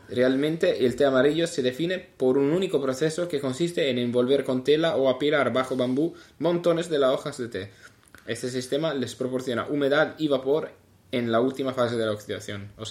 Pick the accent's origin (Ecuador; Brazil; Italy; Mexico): Italy; Spanish is a second language; soy italiano.